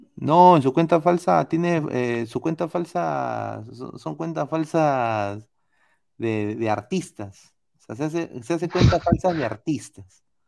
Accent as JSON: {"language": "Spanish", "country": "Peru", "said": "Yo soy de Perú"}